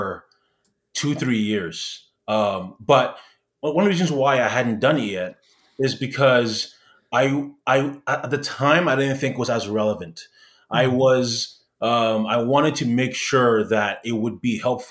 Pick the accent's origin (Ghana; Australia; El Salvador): Ghana; also born or lived in Canada; now in United States; in Canada, people ask me where I'm from. I'm saying I'm from Ghana.